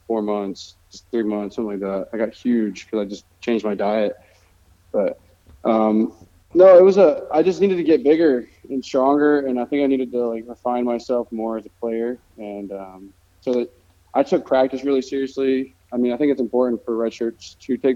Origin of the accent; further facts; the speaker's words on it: Armwood, near Tampa, Florida, United States; I wanted to get out of my hometown